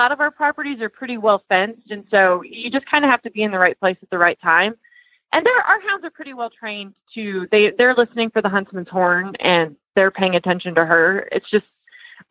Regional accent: Montana, United States; my dad owned an auction yard in my hometown in Montana

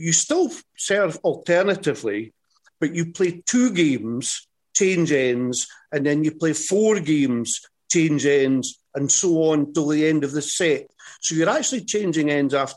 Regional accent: Scotland, United Kingdom; accent: Scottish; I'm Scottish

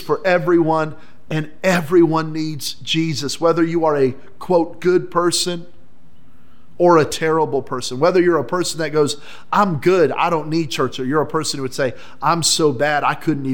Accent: New Mexico, United States; I grew up in New Mexico

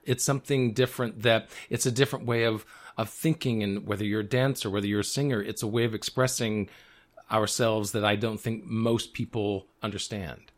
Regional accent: the South, United States; I grew up in the South

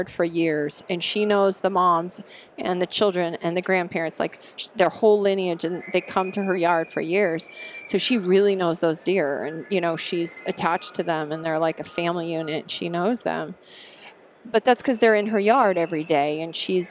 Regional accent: Montana, United States; I grew up in Montana. I grew up in Yellowstone.

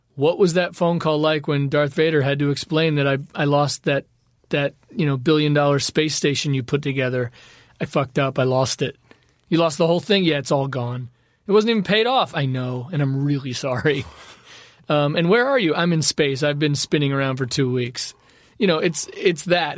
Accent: Los Angeles, California, United States; growing up in the valley, in the deep valley, skateboarding everywhere

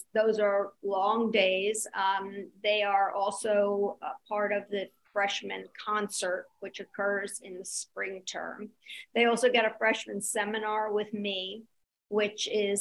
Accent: New York City, New York, United States; also born or lived in Indiana; I was raised in New York City

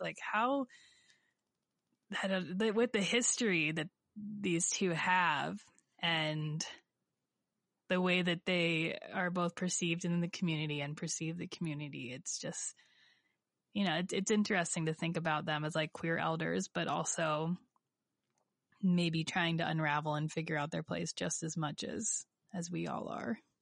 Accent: Warren, Ohio, United States; my hometown of Warren, Ohio

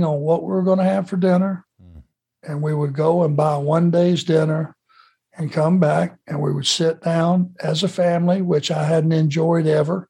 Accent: United States; being an American

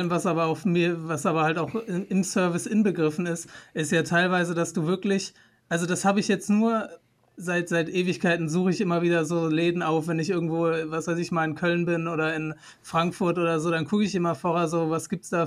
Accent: Turkey; wenn ich da reingehe, ich bin Türke, denken Sie, dass ich die ausrauben möchte?

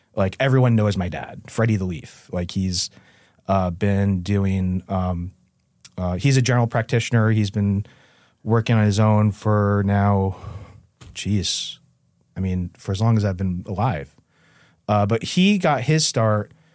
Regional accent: New Haven, Connecticut, United States; the Westville section of New Haven

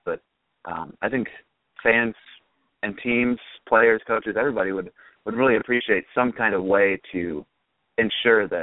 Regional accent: Michigan, United States; I grew up in Michigan and I grew up around that Michigan-Michigan State rivalry

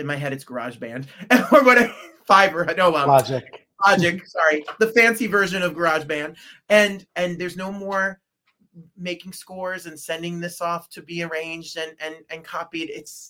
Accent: New Jersey, United States; And I'm from New Jersey.

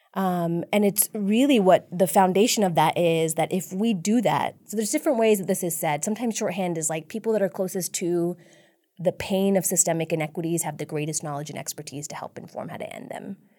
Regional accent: San Antonio, Texas, United States; I grew up in District Eight, actually, um, in a really tight-knit South Asian immigrant community.

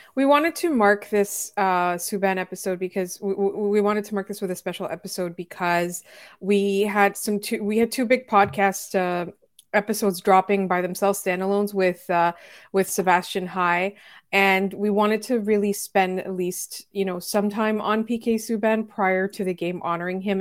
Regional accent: Montreal, Quebec, Canada; as a Montreal Canadiens fan, as a Montrealer

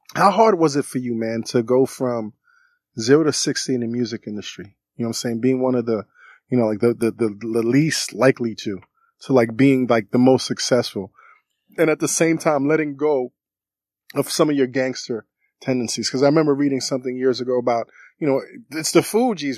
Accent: New York City, New York, United States; I was born and raised in Brooklyn. I'm Haitian American

